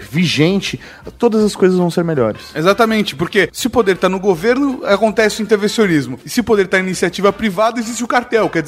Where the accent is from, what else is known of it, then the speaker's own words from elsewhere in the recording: São Paulo, Brazil; Não, porque eu estou de, sou de São Paulo.